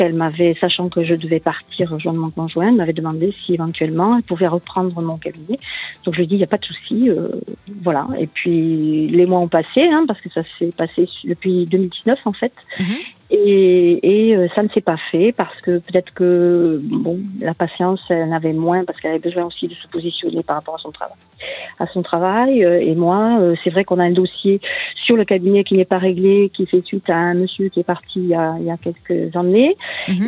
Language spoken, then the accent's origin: French; Tarn-et-Garonne, Occitania, France; chez nous, dans le Tarn-et-Garonne